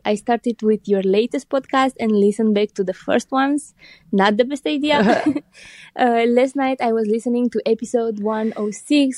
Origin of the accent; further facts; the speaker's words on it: aka Transylvania, Romania; from Romania, aka Transylvania